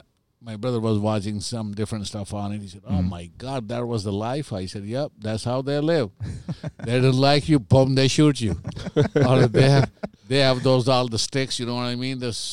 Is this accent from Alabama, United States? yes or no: no; Santa Clara, Minnesota, United States; I said, oh, I'm from Santa Clara, Minnesota. I own the bar.